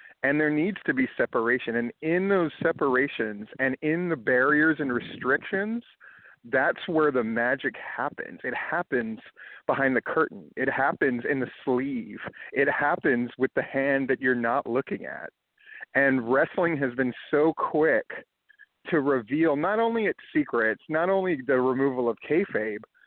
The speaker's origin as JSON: {"language": "English", "region": "Hawaii", "country": "United States", "tie": "born or raised there", "said": "I grew up in Hawaii"}